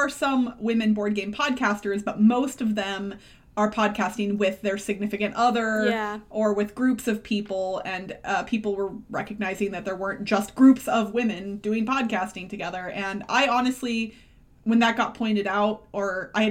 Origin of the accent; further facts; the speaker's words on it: Missouri, United States; moved away as an adult; now in Nevada, United States; I grew up in Missouri, where it is pop, but I now live in Nevada, which is soda.